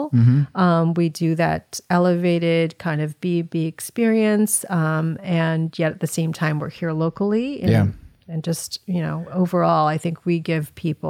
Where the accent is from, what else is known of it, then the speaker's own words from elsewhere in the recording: Chicago, Illinois, United States; I am. Yeah. I grew up in the Southwest suburbs.